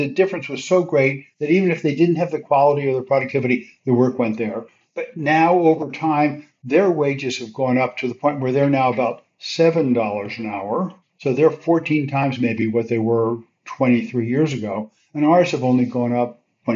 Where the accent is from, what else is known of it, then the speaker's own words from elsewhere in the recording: Elizabeth, New Jersey, United States; I grew up in Elizabeth, New Jersey, and the biggest thing in town was Singer Sewing Machine